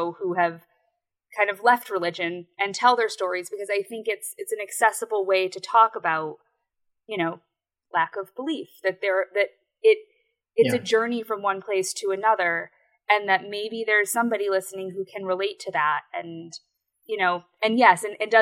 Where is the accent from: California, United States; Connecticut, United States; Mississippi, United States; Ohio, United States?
Connecticut, United States; I'm from Connecticut, and I'm in Connecticut right now